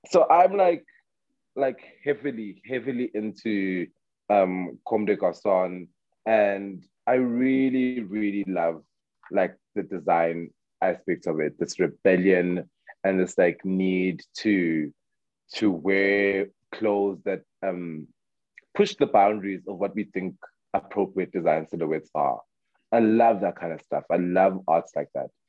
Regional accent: South Africa; I am like I'm proudly South African and I love us and I feel like we deserve the platform.

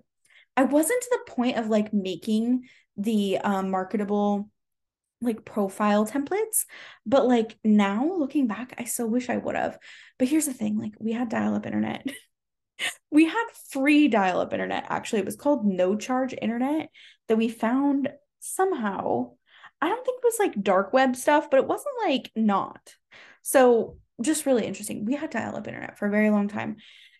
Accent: Bellingham, Washington, United States; born there; also born or lived in Southern California; now in Arizona, United States; I was born in Bellingham, Washington, moved down to Southern California, moved back to Southwest Washington, moved back to Southern California, moved back to Washington, and now I'm here in Arizona.

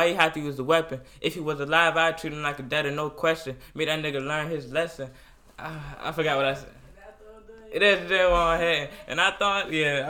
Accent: Virginia Beach, Virginia, United States; Yeah, I'm from Virginia Beach. I'm from, College Park.

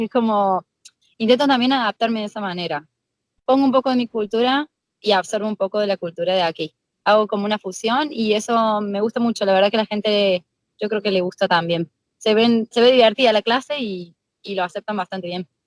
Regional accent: Argentina; now in Spain; mis alumnos que saben que soy de Argentina

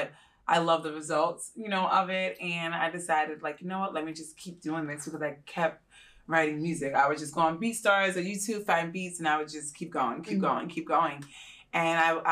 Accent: Long Island, New York, United States; moved away as an adult; now in Tampa, United States; I'm originally born and raised in Long Island, New York

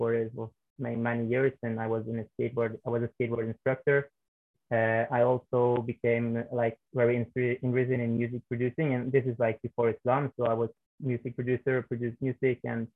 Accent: Norway; I was born and raised in Norway

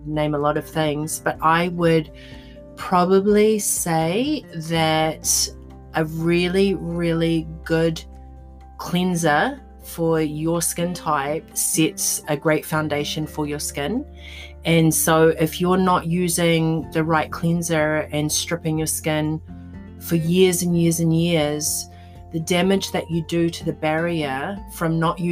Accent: New Zealand; now in New York City, United States; growing up in New Zealand, especially being Polynesian

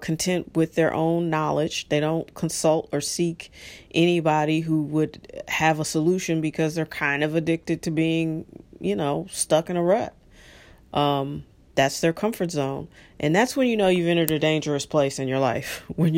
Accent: United States

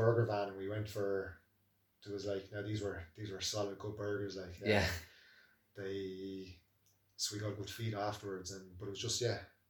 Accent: Naas, Leinster, Ireland; From Nace, my hometown

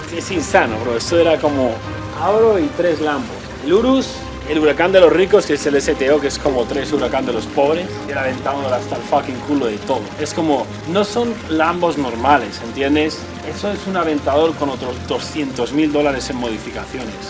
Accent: a small town in the north of Madrid, Community of Madrid, Spain; moved away as an adult; also born or lived in Australia; now in Miami, United States; soy un chaval normal de un pequeño municipio del norte de Madrid

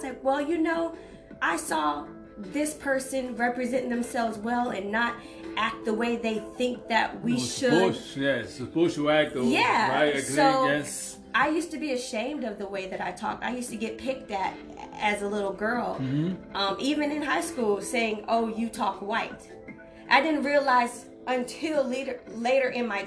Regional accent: United States; I'm from Polk County

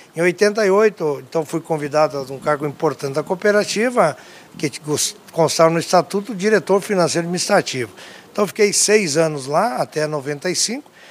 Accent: Tapera, Rio Grande do Sul, Brazil; also born or lived in Não-Me-Toque / Porto Alegre; eu nasci na cidade de Tapera, aqui a 20 quilômetros de Não Metorque, é, lá no interior, meu pai é agricultor

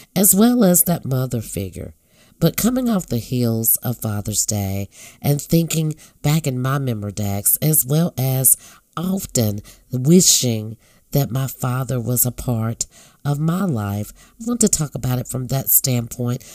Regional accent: North Carolina, United States; also born or lived in Virginia; we moved to North Carolina from Virginia. I had to be every bit of maybe eight, nine years old

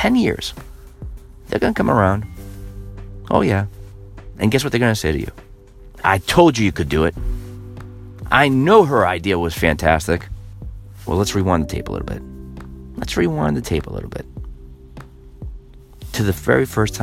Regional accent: Massachusetts, United States; here in my home state of Massachusetts

